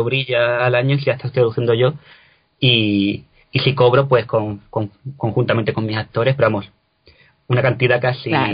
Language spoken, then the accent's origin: Spanish; Cádiz, Andalusia, Spain; moved away as an adult; also born or lived in Lisbon; now in Granada, Spain; no soy de Granada, yo soy de Cádiz, yo soy gaditano